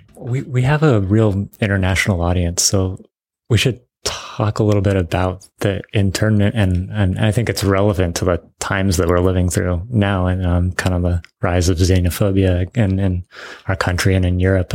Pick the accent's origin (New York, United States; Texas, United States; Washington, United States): Washington, United States; Bainbridge Island; I grew up on Bainbridge Island